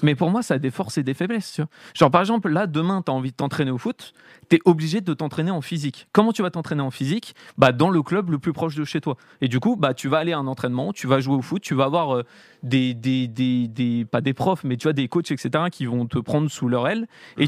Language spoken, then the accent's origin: French; Paris, Île-de-France, France; j'ai grandi à Paris